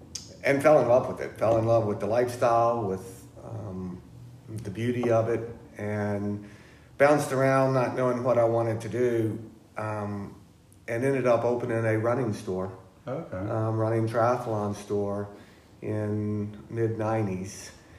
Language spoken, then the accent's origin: English; Richmond, Virginia, United States; also born or lived in Florida; now in Virginia Beach, United States; I grew up in Richmond